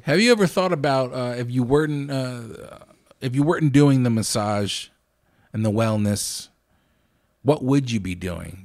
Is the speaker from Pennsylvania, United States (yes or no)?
yes; Lancaster, Pennsylvania, United States; I'm from Lancaster